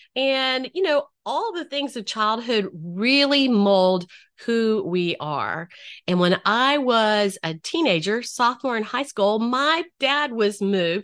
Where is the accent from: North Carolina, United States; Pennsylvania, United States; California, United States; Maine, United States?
North Carolina, United States; I grew up in North Carolina.